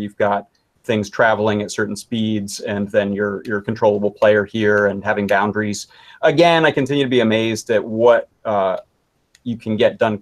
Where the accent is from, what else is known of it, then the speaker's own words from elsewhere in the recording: Poughkeepsie, New York, United States; moved away as an adult; also born or lived in Atlanta, Georgia; I grew up in right outside of Poughkeepsie